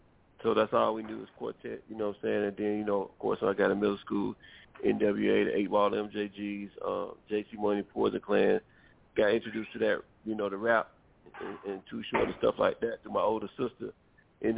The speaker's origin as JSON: {"language": "English", "town": "Rockmart", "region": "Georgia", "country": "United States", "tie": "born or raised there", "moved": "as an adult", "lives_now": "Atlanta, United States", "said": "I come from Rocktown, Georgia. It's like 40 miles outside of Atlanta. I reside out of Atlanta. Been in Atlanta forever, basically"}